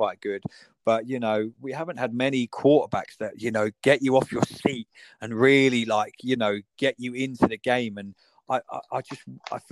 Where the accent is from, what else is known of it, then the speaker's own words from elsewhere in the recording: England, United Kingdom; accent: British; I'm more American than I am English